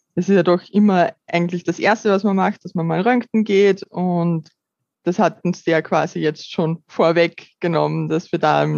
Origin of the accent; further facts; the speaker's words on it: Upper Austria, Austria; ich bin 30 Jahre alt und komme aus Oberösterreich